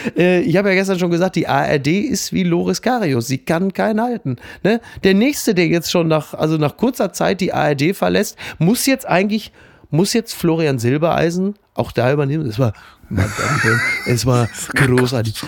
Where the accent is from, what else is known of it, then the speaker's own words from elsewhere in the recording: Germany; als Deutscher